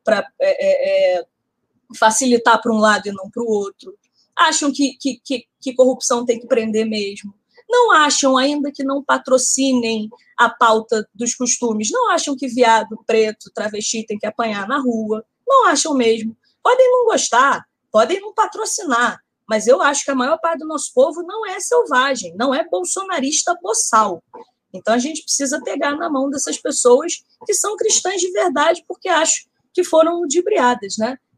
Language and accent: Portuguese; Rio de Janeiro, Brazil; born there; as pessoas da minha classe social, da minha idade têm, onde eu nasci, que foi o Caxambi, zona norte do Rio